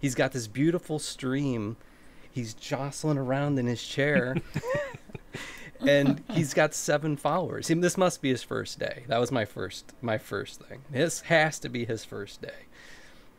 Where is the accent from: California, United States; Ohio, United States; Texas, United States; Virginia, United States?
Ohio, United States; So I've been in Ohio in the United States. I've born here, grew up here